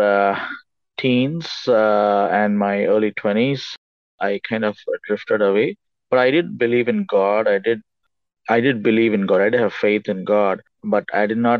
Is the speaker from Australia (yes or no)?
no; India; I was born and raised in India